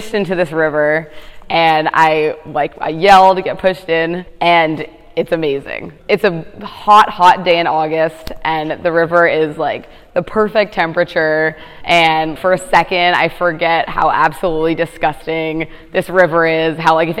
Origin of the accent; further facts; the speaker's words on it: Teaneck, New Jersey, United States; moved away as an adult; now in Washington, United States; I'm from New Jersey. So I grew up in a town called Teaneck, New Jersey